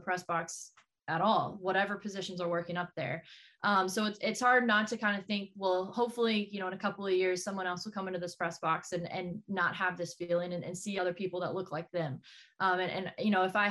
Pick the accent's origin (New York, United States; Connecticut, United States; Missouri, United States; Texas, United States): Texas, United States; moved away as an adult; now in Portland, United States; I grew up in Texas. I did not grow up in the Northeast.